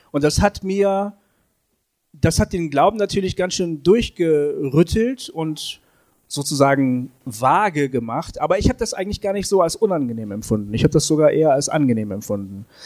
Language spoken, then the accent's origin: German; Bremen, Germany; Ich bin weggegangen aus Bremen, wo ich aufgewachsen bin.